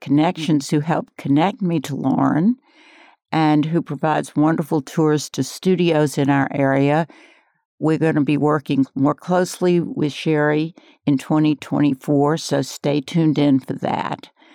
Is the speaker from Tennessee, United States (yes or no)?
no; New Orleans, Louisiana, United States; now in Asheville, United States; I come from New Orleans.